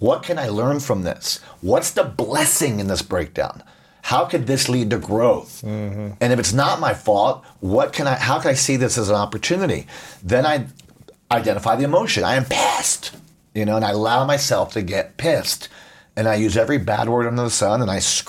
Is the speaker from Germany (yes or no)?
no; Puerto Rico; I grew up in Puerto Rico